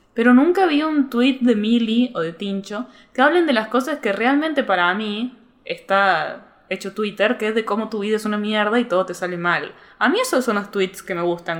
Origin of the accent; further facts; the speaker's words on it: Córdoba, Argentina; accent: cordobés; yo soy de Córdoba